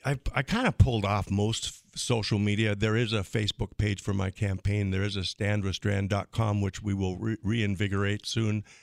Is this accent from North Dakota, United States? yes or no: yes; Crystal, North Dakota, United States; now in Fargo, United States; my hometown of Crystal